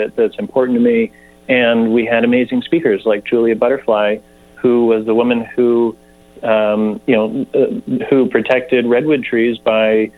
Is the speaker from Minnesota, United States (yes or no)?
no; Nevada County, California, United States; I'm from Nevada County, third generation